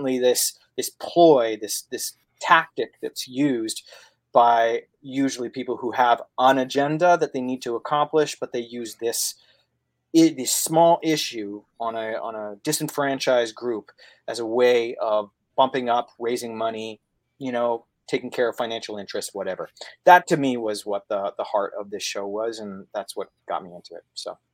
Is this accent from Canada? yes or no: yes; Canada; I'm coming from Canada.